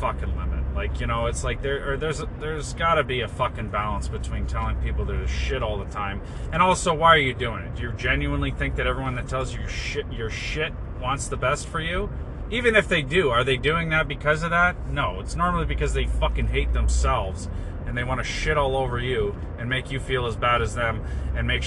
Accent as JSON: {"language": "English", "town": "Brampton", "region": "Ontario", "country": "Canada", "tie": "born or raised there", "said": "I was born in Brampton"}